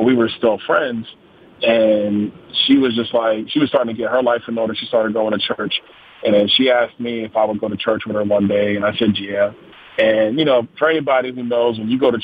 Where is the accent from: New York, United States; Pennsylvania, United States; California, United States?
New York, United States; New York City; now in Naples, Florida, United States; I'm from Brooklyn, New York, originally